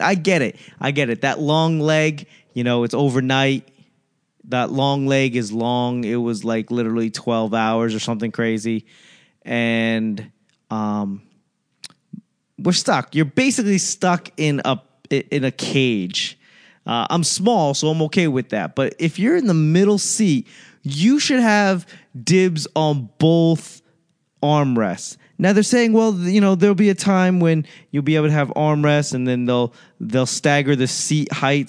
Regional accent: United States; as an American

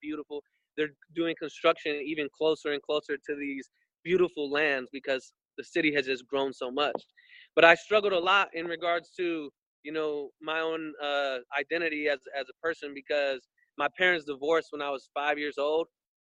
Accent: Las Vegas, Nevada, United States; Well, I would definitely say it's a challenge growing up in Las Vegas for me, particularly, just in regards to my identity.

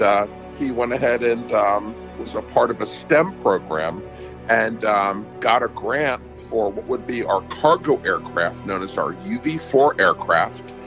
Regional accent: Horsham Township, Pennsylvania, United States; I was born and raised in Horsham Township

